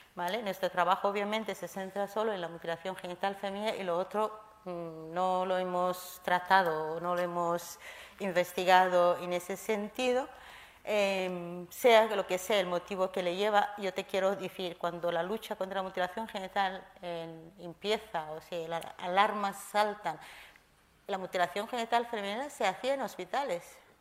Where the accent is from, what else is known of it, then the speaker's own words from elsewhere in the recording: Kenya; now in Spain; Llegué a España hace 20 años. Yo nací en Kenia